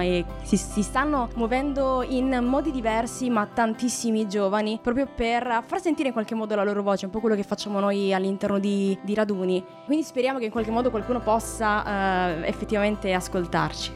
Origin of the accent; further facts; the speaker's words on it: Calabria, Italy; moved away as an adult; now in Pisa, Italy; sono calabrese, però mi sono trasferita quando ho finito le scuole superiori a Pisa in Toscana